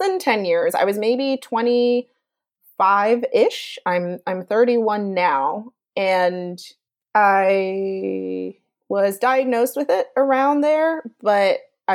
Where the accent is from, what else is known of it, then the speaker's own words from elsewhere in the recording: New York City, New York, United States; I'm from Brooklyn